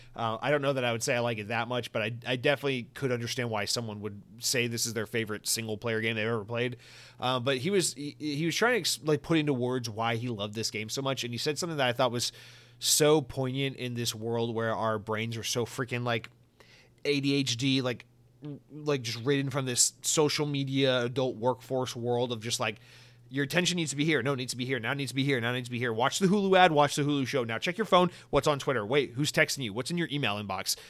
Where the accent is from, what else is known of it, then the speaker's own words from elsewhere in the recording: Georgia, United States; I'm from Georgia